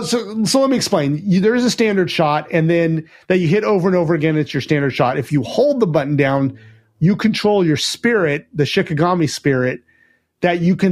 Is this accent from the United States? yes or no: yes; United States; Well, I mean, I'm American, so I want, like, I want guns and, like, grenades and all sorts of stuff